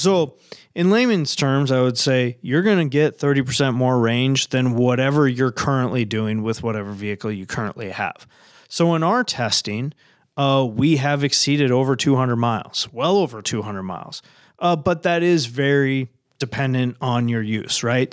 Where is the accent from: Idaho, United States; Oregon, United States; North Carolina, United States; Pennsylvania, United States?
Oregon, United States; moved away as an adult; now in Minnesota, United States; I was born and raised in Oregon